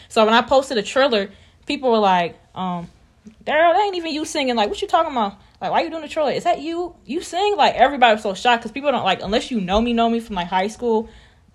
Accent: Raleigh, North Carolina, United States; I am from Raleigh, North Carolina, the one and only 919, period.

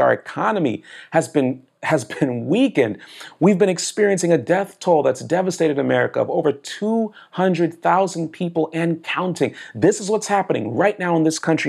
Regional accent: South Florida, United States; also born or lived in Manhattan, New York / Brooklyn, New York; I was born in Manhattan, New York. I was raised in Brooklyn, New York. I grew up in South Florida

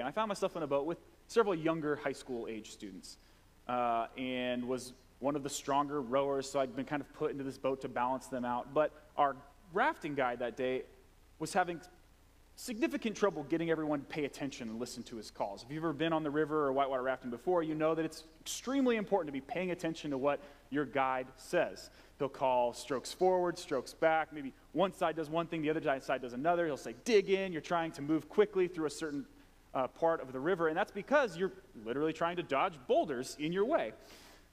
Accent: Vancouver, Washington, United States; I grew up in Vancouver, Washington, just really close to Ridgefield

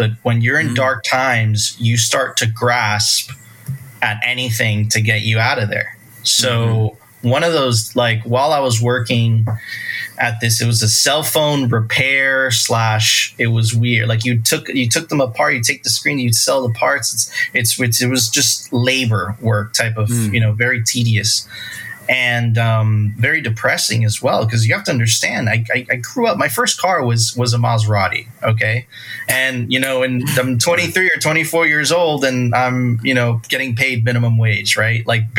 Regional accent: Miami Beach, Florida, United States; I grew up on South Beach.

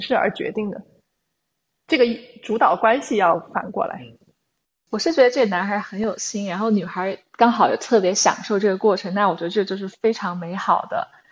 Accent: China; moved away; 我是在中国长大的小孩的，就中国

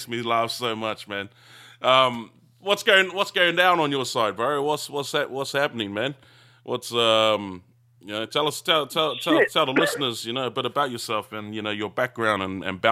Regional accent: New Zealand; now in Australia; growing up in New Zealand

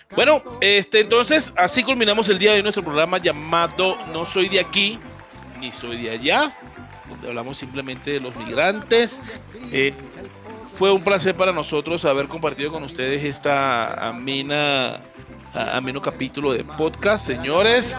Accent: Venezuela; moved away as an adult; now in Bogotá, Colombia; yo vengo de Venezuela, siempre voy a ser venezolano, así tenga dos eh, nacionalidades.

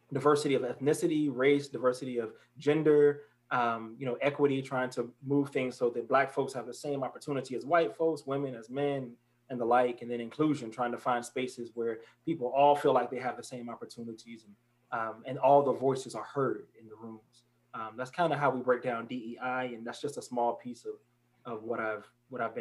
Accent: Newport News, Virginia, United States; moved away as an adult; also born or lived in Atlanta, Georgia / Florida; my people from Virginia. So I'm from Newport News, Virginia.

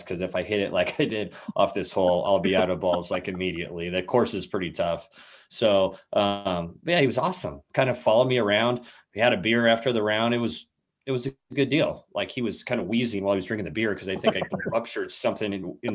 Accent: San Diego, California, United States; I grew up in San Diego, California

